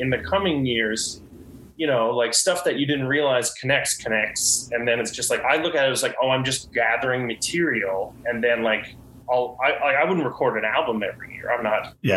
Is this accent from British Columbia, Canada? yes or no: no; Gander, Newfoundland and Labrador, Canada; now in St. John's, Canada; I started doing like a Christmas show just in Gander, just like in my hometown